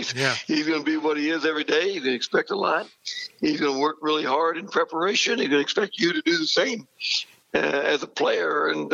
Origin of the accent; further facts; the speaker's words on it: Silver Lake, Kansas, United States; Yeah, kind of three brothers that still live in that area, and all the nephews and nieces, and it was an ideal, you know, growing up opportunity.